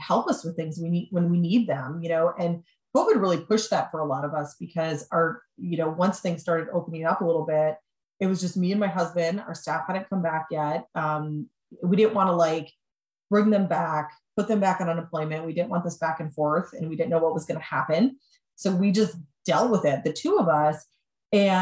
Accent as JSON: {"language": "English", "region": "Wisconsin", "country": "United States", "moved": "yes", "lives_now": "Pittsburgh, United States", "said": "I'm from Wisconsin. I do not have any family in Pittsburgh"}